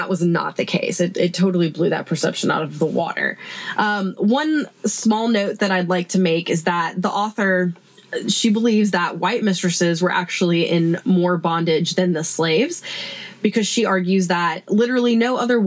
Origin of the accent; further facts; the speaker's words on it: the South, United States; growing up in the South